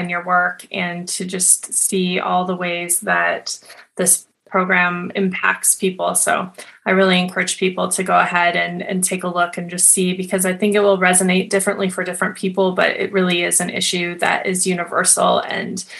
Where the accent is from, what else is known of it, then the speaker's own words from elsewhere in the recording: Montana, United States; I grew up in Montana, which is a very rural, rustic, beautiful nature environment as well